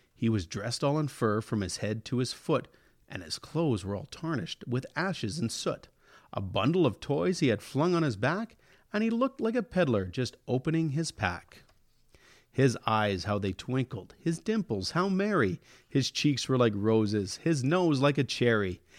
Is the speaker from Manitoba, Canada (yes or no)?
no; Elk Point, Alberta, Canada; my hometown of Elk Point